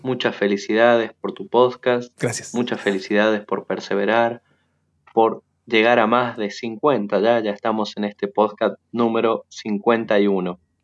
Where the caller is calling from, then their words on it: Argentina; Saludos desde eh, Argentina